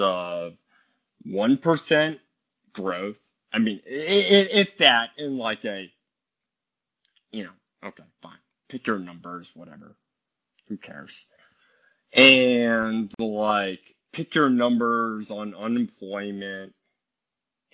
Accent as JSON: {"language": "English", "town": "Charlottesville", "region": "Virginia", "country": "United States", "tie": "born or raised there", "also_born_or_lived": "Illinois", "moved": "yes", "said": "I was born in Charlottesville, Virginia"}